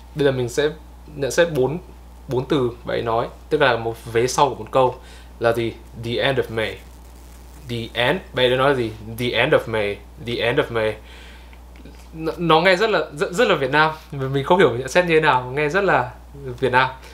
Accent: Vietnam; mình là người Việt

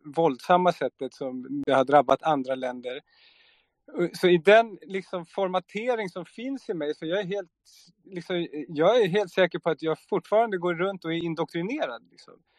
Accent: Sweden; jag är uppväxt i Sverige

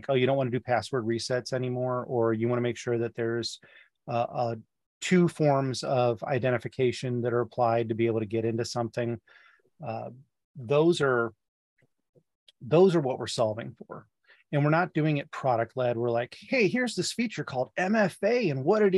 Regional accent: Midwest, United States; as a Midwesterner

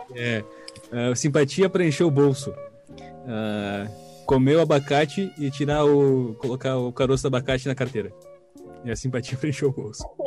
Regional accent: Brazil; a gente é brasileiro

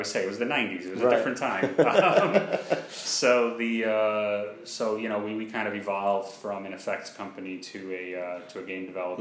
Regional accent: New York, United States; moved away as an adult; now in Orlando, United States; I've been in New York my whole life

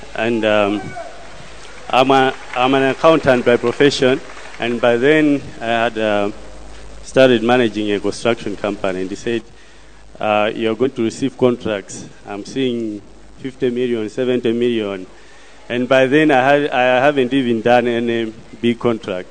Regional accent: Malawi; I come from Malawi

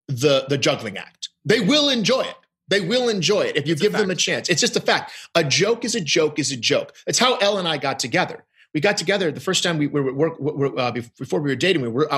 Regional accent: Midwest, United States; And I go, no, I am from the Midwest. I have never heard these jokes.

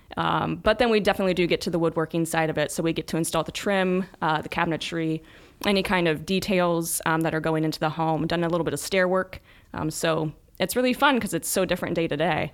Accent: Newark, Ohio, United States; I'm from Newark

